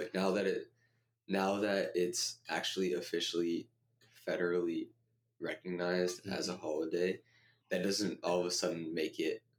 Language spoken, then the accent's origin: English; Massachusetts, United States; growing up and being educated in Massachusetts